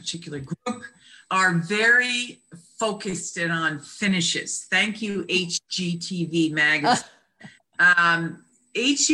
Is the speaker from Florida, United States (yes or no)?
no; Connecticut, United States; now in Annapolis, United States; I'm originally from Connecticut area